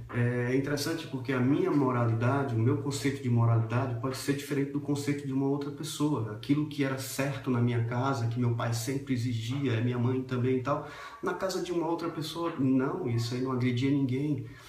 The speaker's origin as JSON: {"language": "Portuguese", "country": "Brazil"}